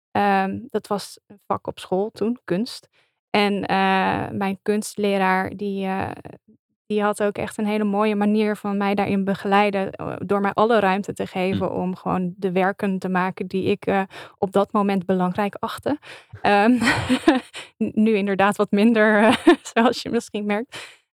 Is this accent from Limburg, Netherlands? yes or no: yes; Limburg, Netherlands; accent: Limburgish; En ik heb daar dus meteen eh, mijn Limburgse roots met mijn accent laten vallen.